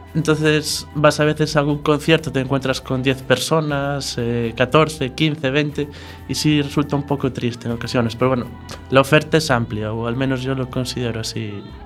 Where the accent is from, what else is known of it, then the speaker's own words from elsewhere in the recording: Arzúa, Galicia, Spain; also born or lived in Santiago de Compostela; now in A Coruña, Spain; Soy de Arzúa, pero bueno, ya llevaba siete años viviendo en Santiago